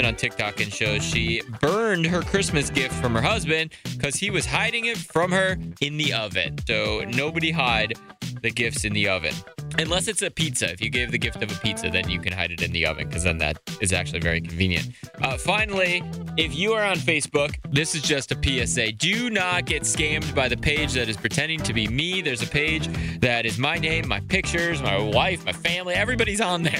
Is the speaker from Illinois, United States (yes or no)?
no; Wheeling, West Virginia, United States; moved away; my hometown of Wheeling